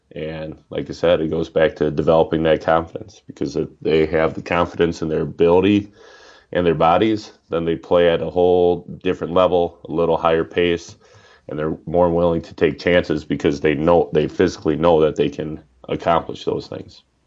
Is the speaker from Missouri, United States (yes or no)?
no; Oshkosh, Wisconsin, United States; also born or lived in River Falls, Wisconsin; I grew up in Oshkosh, and then moved up here for uh, school for college in what was it, '95, and so been up in the northern part of the state ever since